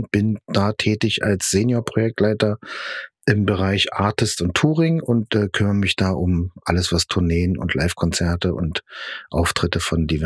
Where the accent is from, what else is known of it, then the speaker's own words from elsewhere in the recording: East Germany, Germany; also ich bin Ossi, Yeah.